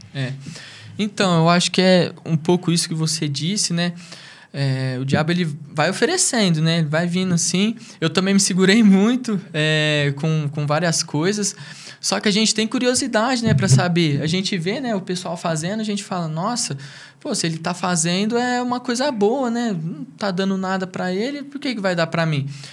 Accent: Brodowski, São Paulo, Brazil; also born or lived in Ribeirão Preto; eu sou natural de Ribeirão Preto. Eu vim para Brodós que eu tinha dois anos de idade

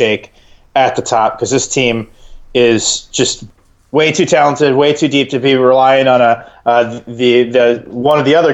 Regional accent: Iowa, United States; I'm from Iowa.

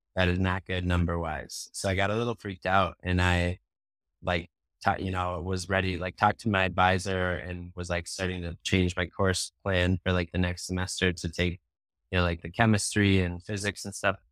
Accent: Hastings, United States; growing up in Hastings, like, my family's from here, both sides are, like, in third generation living here

